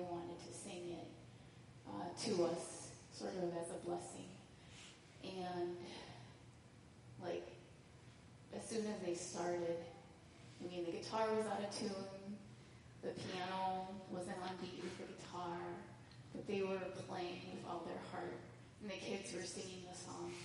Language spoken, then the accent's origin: English; United States; God brought them all to the U.S., and I was born here